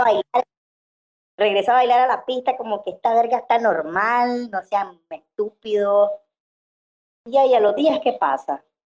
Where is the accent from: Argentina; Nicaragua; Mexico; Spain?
Nicaragua; soy nicaragüense